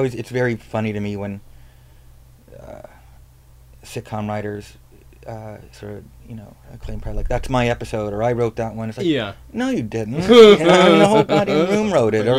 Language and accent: English; South Carolina, United States; I'm from South Carolina